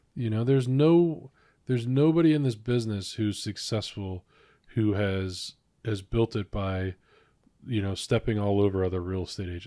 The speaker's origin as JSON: {"language": "English", "town": "Cleveland", "region": "Ohio", "country": "United States", "tie": "born or raised there", "moved": "as an adult", "lives_now": "Cincinnati, United States", "said": "I was born and raised in Cleveland, Ohio"}